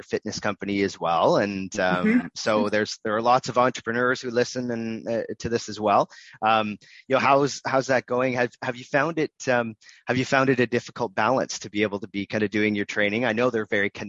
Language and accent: English; Canada; we're Canadian